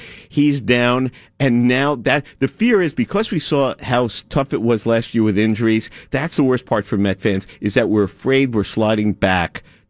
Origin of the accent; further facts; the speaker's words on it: New York City, New York, United States; We're born and raised in Brooklyn.